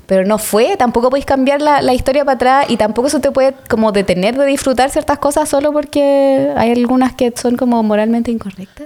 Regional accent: Santiago, Santiago Metropolitan Region, Chile; yo soy de Recoleta. Weón. Soy de El Salto Zapadores. Soy de Zapadores.

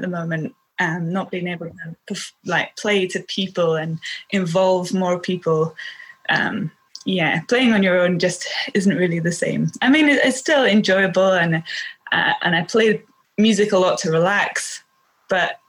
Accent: Orkney, Scotland, United Kingdom; I grew up on Chapensey in Orkney. Growing up in Orkney, there's a lot of music around all the time

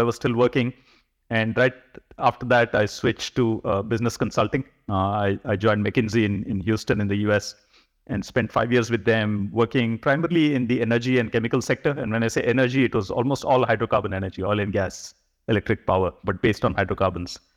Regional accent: India; moved away as an adult; also born or lived in United States; I finished my, uh, studies here in India in nineteen ninety, and I moved to the U S for graduate studies.

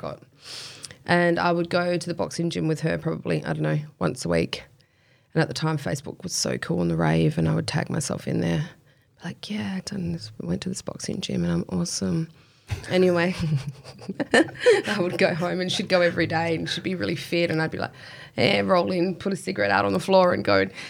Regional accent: Kwinana, Western Australia, Australia; also born or lived in Spearwood / Hamilton Hill / Fremantle; in my younger years, Kwinana.

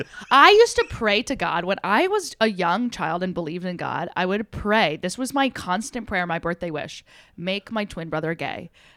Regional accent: New Jersey, United States; So we were a big comedy house, and we're from the Jersey Shore, so we're all like assholes.

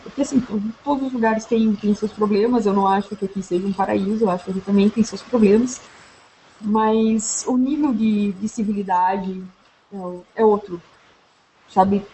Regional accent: Curitiba, Paraná, Brazil; moved away as an adult; now in Montreal, Canada; eu sou curitibana, eu vivi 90% da minha vida em Curitiba

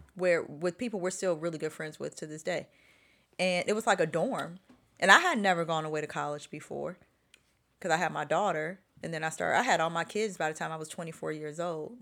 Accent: Chicago, Illinois, United States; moved away as an adult; also born or lived in Los Angeles; I'm born and raised in Chicago

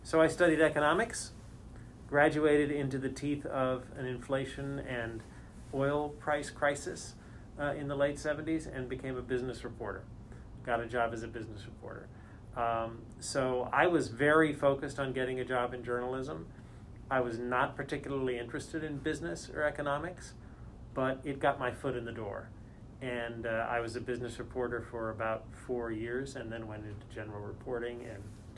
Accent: Canada; also born or lived in United States; I am Canadian born, but I've lived in the States most of my life, but kind of grew up all over the place, grew up partly in Canada, partly in the United States.

